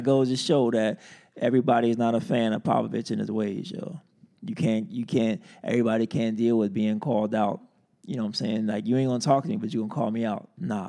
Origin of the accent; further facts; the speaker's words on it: East Coast, United States; I'm from the East Coast